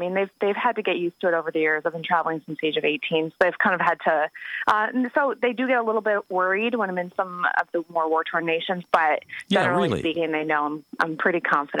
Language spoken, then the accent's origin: English; Connecticut, United States; moved away; also born or lived in Los Angeles; I'm from Connecticut, actually.